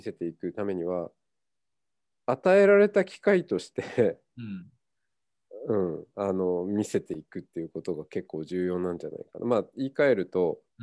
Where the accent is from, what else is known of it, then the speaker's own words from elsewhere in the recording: Hokkaido, Japan; moved away as an adult; also born or lived in Tokyo; now in Kyoto, Japan; 僕は北海道出身です。うん、まあふるさと、うん、まあ、えーと、生まれてから18歳まで北海道だったんで